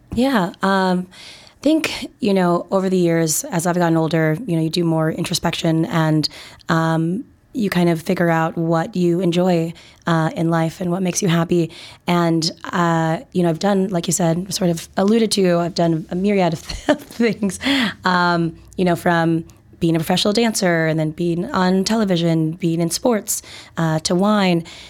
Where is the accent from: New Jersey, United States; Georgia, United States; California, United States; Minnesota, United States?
Minnesota, United States; now in Chicago, United States; I'm originally from Minnesota, uh, great, great state of Minnesota, ten thousand lakes and all